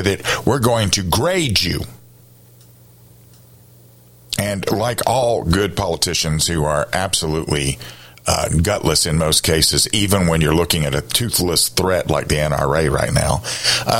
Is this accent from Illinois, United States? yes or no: no; Columbia, South Carolina, United States; I grew up in Columbia.